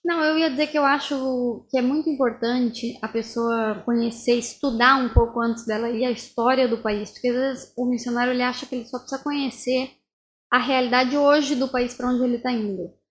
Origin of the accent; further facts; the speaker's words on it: Brazil; now in Buenos Aires, Argentina; eu sou brasileira